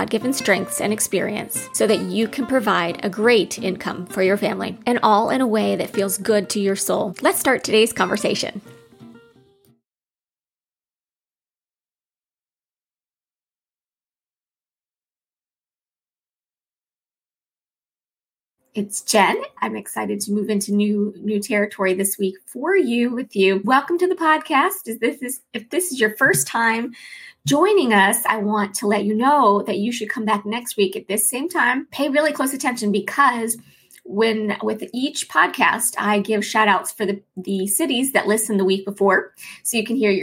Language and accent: English; Chicago, Illinois, United States; moved away; I'm from Chicago, the Chicago area, and so although I never had deep dish pizza in Chicago, when I lived in Chicago, the Chicago area, we call it Chicagoland